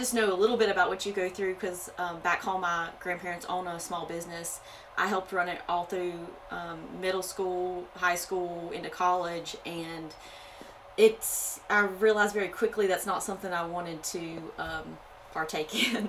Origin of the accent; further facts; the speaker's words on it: North Carolina, United States; moved away as an adult; now in South Carolina, United States; I'm originally from North Carolina. Kind of got brought down here to South Carolina